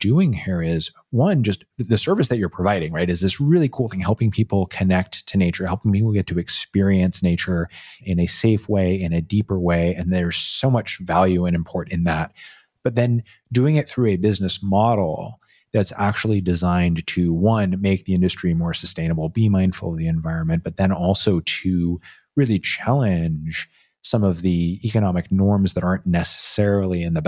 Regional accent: Santa Cruz, California, United States; I grew up in Santa Cruz

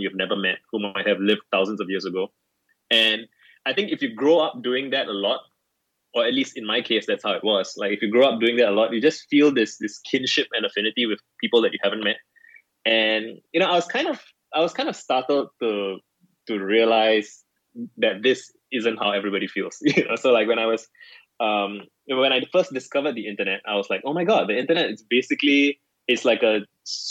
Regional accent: Singapore; I'm 31. I grew up in Singapore.

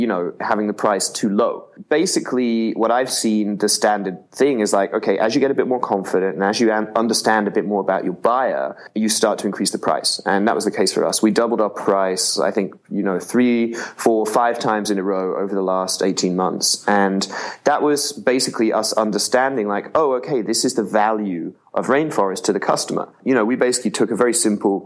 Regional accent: England, United Kingdom; I grew up in England

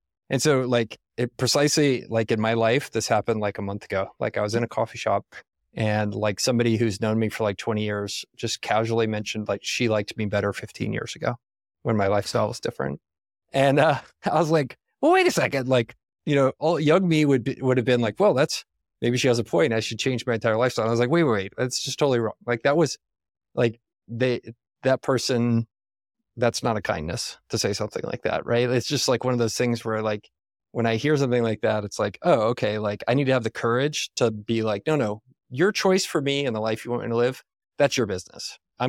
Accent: Texas, United States; That, oh, I'm from Texas too. Like must be a racist POS, right?

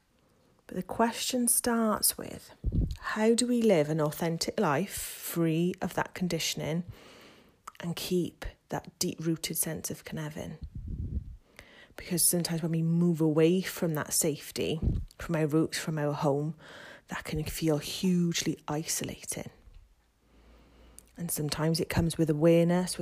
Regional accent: Wales, United Kingdom; I am from Wales

